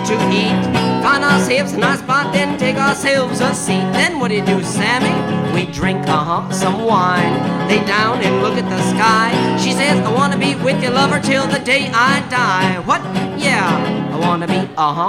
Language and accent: English; United States; I come from the United States